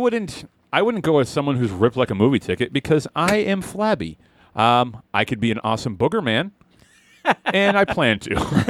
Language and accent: English; Boston, Massachusetts, United States; we're from Boston